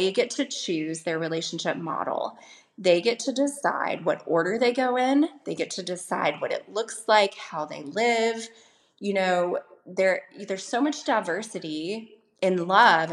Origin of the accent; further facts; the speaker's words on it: the Bible Belt, United States; I grew up in the Bible Belt in the States